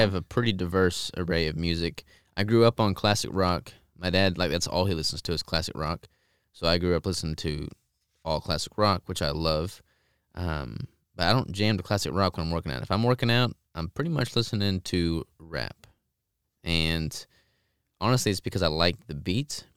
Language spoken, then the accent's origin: English; Arkansas, United States; I'm from Arkansas